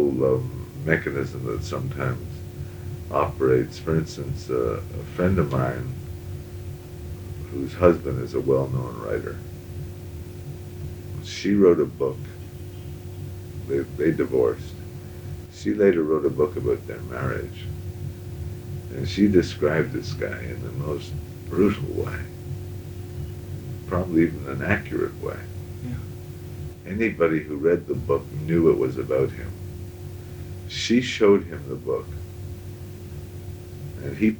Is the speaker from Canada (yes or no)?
yes; Montreal, Quebec, Canada; growing up in Montreal